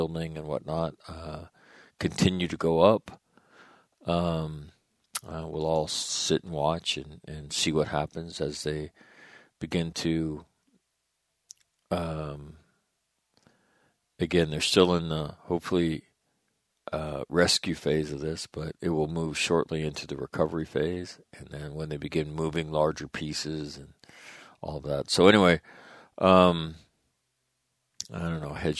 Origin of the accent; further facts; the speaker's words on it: North Dakota, United States; moved away; I'm from North Dakota. I lived in North Dakota.